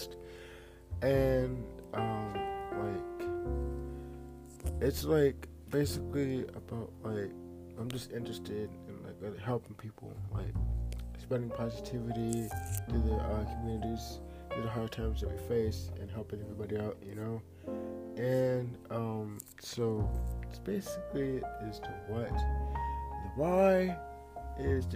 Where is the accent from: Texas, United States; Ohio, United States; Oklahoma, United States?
Ohio, United States; Akron; I am an artist from Akron, Ohio